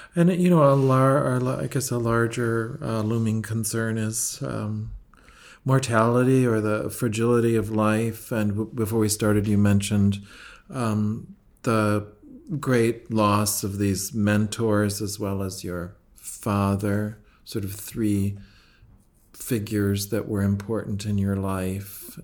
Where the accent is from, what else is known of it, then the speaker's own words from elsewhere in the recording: Minnesota, United States; growing up in Minnesota